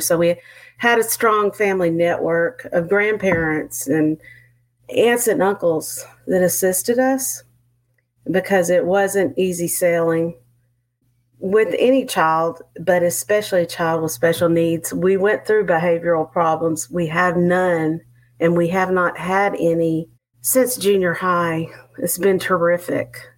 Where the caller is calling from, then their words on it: Montgomery, Texas, United States; I'm calling in from Montgomery, Texas. I'm sure you can hear the accent.